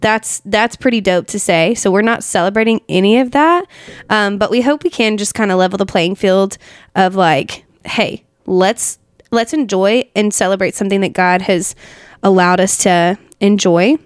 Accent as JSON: {"language": "English", "town": "Asheville", "region": "North Carolina", "country": "United States", "tie": "born or raised there", "said": "Asheville. That's where, I mean, my hometown."}